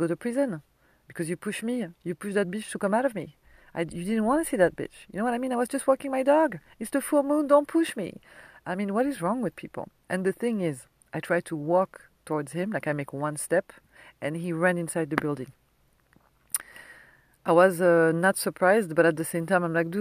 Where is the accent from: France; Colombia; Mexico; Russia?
France; accent: French; English is a second language; moved away; my French accent